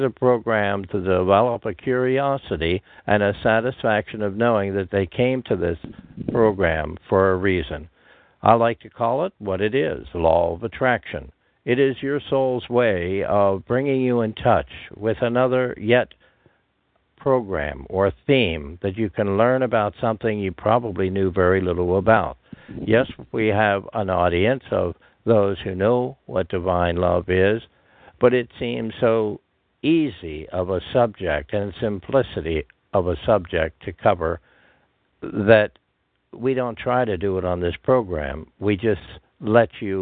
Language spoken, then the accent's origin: English; Pennsylvania, United States; born or raised there